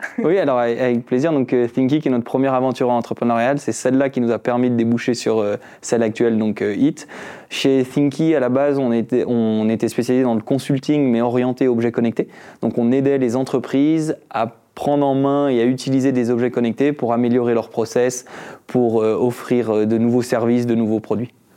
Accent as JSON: {"language": "French", "country": "France", "also_born_or_lived": "Switzerland", "moved": "as an adult", "said": "je suis français, j'ai fait mon bac en France."}